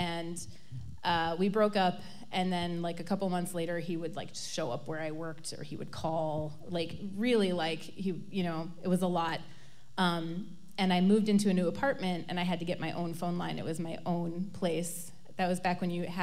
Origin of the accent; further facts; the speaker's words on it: Middleton, Wisconsin, United States; I grew up in Middleton, which is a kind of a she-she suburb of Madison